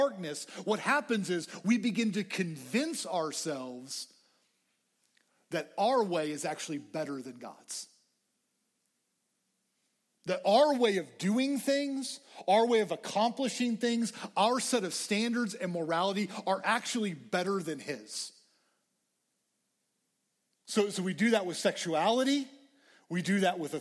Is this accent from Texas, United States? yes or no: yes; Lubbock, Texas, United States; I grew up in Lubbock. I love Lubbock.